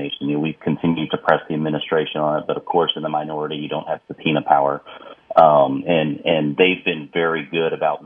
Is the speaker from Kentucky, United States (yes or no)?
no; Texas, United States; I'm from Texas